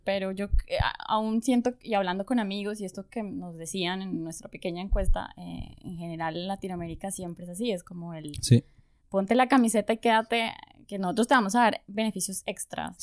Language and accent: Spanish; Popayán, Cauca, Colombia; moved away as an adult; also born or lived in Bogotá, Colombia; now in Germany; Pues yo nací en Bogotá. Ok. Y viví mucho tiempo en Bogotá, pero soy de una ciudad que se llama Popayán. En el suroccidente colombiano.